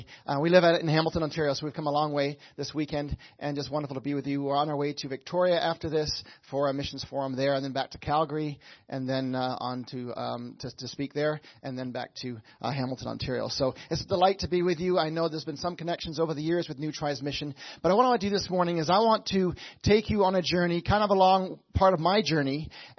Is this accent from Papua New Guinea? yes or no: yes; Papua New Guinea; I grew up in Papua New Guinea, like I said, a land above Australia, below Indonesia, a beautiful land. We lived in the mountains. My parents went there in 1974.